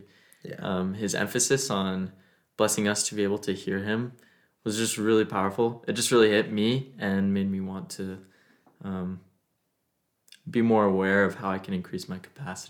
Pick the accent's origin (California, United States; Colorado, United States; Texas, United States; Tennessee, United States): Colorado, United States; Highlands Ranch; moved away; I'm from Highlands Ranch, Colorado, which is a little suburb south of Denver.